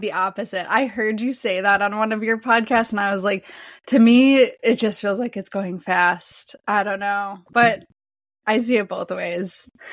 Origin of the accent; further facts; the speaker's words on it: Wisconsin, United States; I'm from Wisconsin